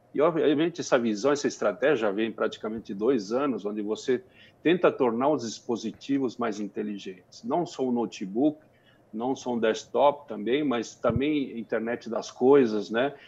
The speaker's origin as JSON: {"language": "Portuguese", "country": "Brazil", "said": "como brasileiro, como cidadão"}